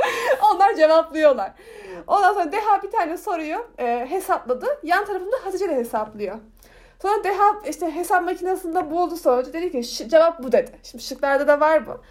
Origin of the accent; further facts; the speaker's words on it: Turkey; bana nerelisin diye soruyor. İşte ben diyorum ki Türkiye yazıyorum